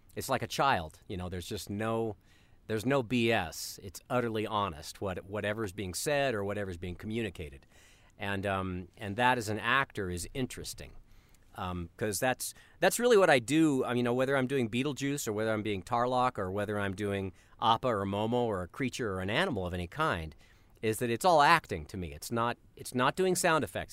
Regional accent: Colorado, United States; I grew up in Colorado

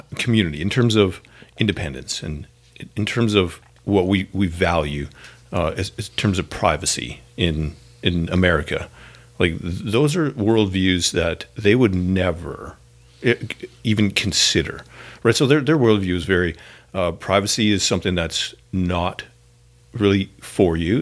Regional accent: Canada; now in Northern California, United States; As a Canadian

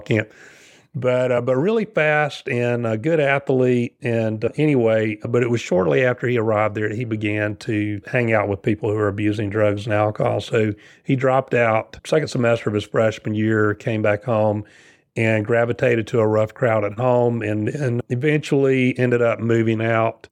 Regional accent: South Carolina, United States; moved away as an adult; now in Cary, North Carolina, United States; I'm from South Carolina, so not too far away. Moved here in nineteen ninety

